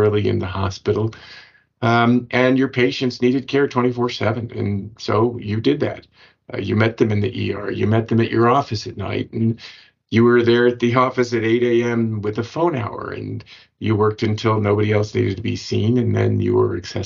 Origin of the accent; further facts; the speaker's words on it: Washington, District of Columbia, United States; I grew up in Washington, D.C.